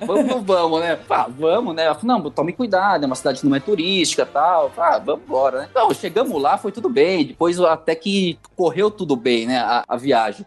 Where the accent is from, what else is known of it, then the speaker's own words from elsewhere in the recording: São Paulo, Brazil; Eu saí de São Paulo, Zona Leste